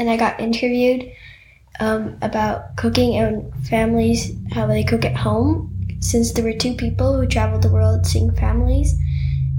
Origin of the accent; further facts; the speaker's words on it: Sweden; I grew up here in Sweden